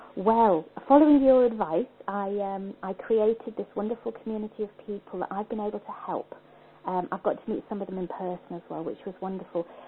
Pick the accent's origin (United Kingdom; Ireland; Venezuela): United Kingdom; Liverpool, North West England; moved away as an adult; now in Scotland; I was born in Liverpool.